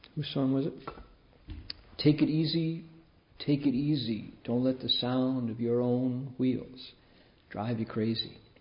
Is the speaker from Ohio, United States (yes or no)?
yes; Toledo, Ohio, United States; Growing up in Toledo